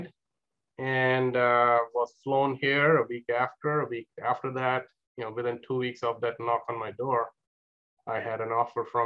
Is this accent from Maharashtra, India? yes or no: yes; Mumbai, Maharashtra, India; moved away as an adult; also born or lived in East Lansing, Michigan, United States; now in San Luis Obispo, United States; I am from India. I was born and raised. Pretty much all my time was in Mumbai